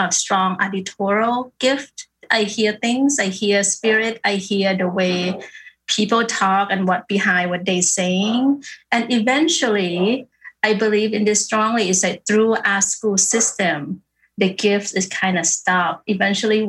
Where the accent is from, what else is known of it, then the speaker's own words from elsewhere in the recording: Bangkok, Thailand; I born and raised in Bangkok